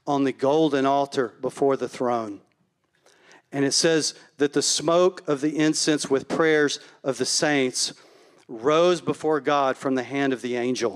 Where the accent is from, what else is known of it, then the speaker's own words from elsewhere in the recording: Palestine, Texas, United States; Palestine, which is my hometown